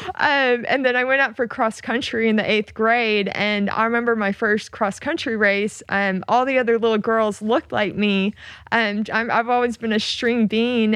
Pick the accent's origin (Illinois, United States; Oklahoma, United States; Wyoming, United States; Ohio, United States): Oklahoma, United States; moved away as an adult; I grew up in Oklahoma